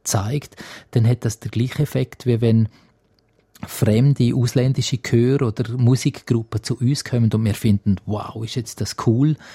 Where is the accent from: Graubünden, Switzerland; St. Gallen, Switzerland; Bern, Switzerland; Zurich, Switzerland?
Graubünden, Switzerland; Also ich bin ein Landei in dem Sinn und, und ich bin schon in Graubünden daheim, fühle mich ganz stark als Bündner.